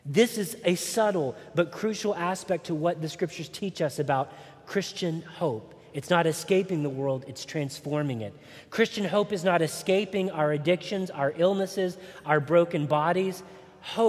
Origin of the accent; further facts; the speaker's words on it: Chattanooga, Tennessee, United States; When I was growing up in the Bible Belt, good old Chattanooga, Tennessee, we sang a lot of hymns